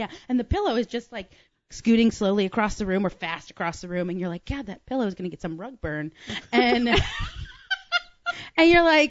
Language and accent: English; Ireland; My dad's from Kildare. Like my, I said, I'm Irish too.